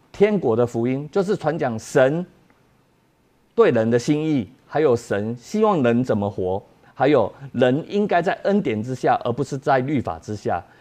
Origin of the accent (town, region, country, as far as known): Taiwan